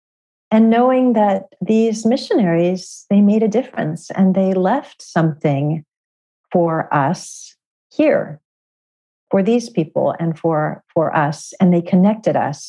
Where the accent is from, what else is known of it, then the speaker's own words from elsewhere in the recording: California, United States; moved away; Originally growing up in California